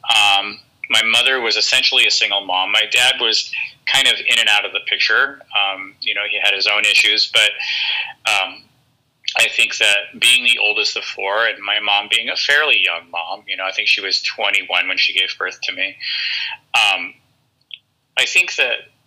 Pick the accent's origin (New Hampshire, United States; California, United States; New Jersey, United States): California, United States; Norwalk; also born or lived in Downey, California / Hawthorne, California; I was born in Norwalk. Grew up kind of in Norwalk Downey area